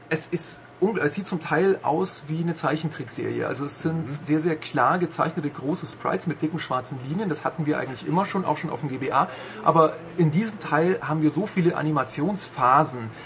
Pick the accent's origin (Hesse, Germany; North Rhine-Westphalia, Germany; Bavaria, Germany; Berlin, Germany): Bavaria, Germany; Augsburg; Ich komme aus Augsburg